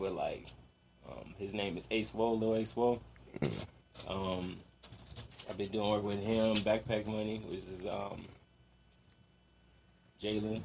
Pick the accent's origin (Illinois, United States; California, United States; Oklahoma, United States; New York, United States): California, United States; Moreno Valley; I'm from Southern California